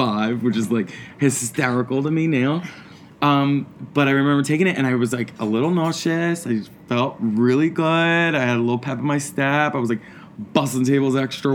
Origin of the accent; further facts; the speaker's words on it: Philadelphia, Pennsylvania, United States; also born or lived in New York; I'm from Philadelphia. I'm from Port Richmond, Philadelphia.